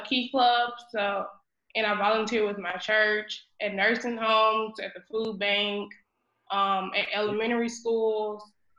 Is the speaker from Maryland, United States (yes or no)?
no; Zachary, Louisiana, United States; I was born and raised in Zachary. I've been living in Zachary my whole life.